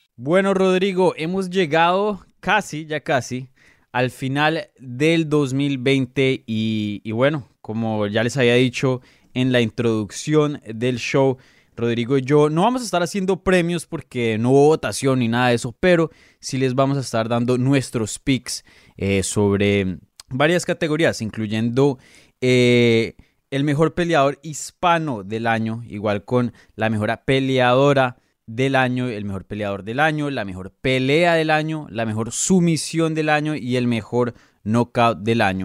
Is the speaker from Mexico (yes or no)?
no; Colombia; now in Florida, United States; soy colombiano